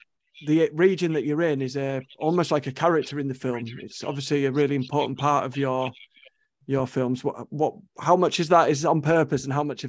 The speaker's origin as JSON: {"language": "English", "region": "London", "country": "United Kingdom", "moved": "yes", "said": "I'm from London originally, so I kind of came on holiday to Scarborough"}